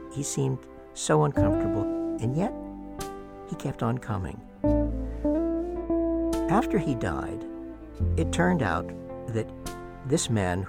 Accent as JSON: {"language": "English", "region": "New Hampshire", "country": "United States", "tie": "born or raised there", "said": "when I was growing up in New Hampshire"}